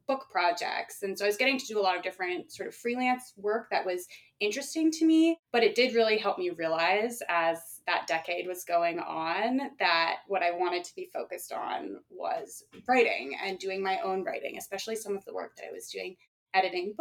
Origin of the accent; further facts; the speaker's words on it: Vermont, United States; moved away; the state of Vermont, which is where I, you know, mostly grew up